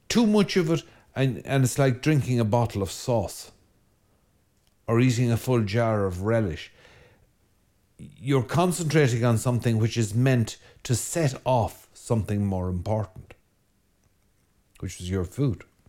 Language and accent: English; Ireland; Ireland being a land of wind, uh, we're a very windy island